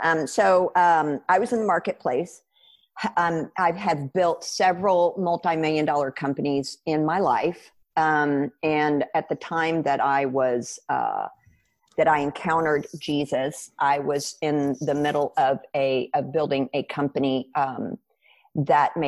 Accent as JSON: {"language": "English", "country": "United States", "said": "I'm a Christian because I'm an American"}